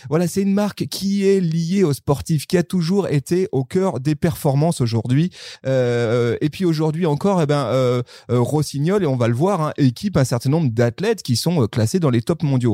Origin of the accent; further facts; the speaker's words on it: near Sallanches, Savoie, Auvergne-Rhône-Alpes, France; je suis au Savoyard, voire même je suis à côté. Je suis, je viens d'à côté de Salange